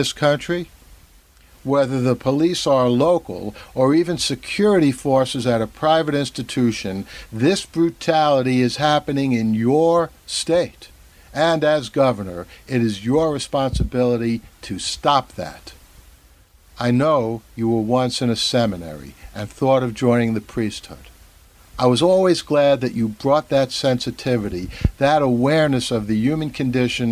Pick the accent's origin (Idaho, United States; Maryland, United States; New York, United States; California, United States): New York, United States; I'm a New Yorker through and through